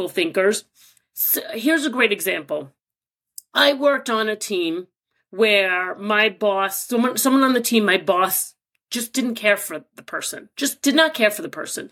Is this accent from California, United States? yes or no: no; New York, United States; I grew up here in New York, where truly the melting pot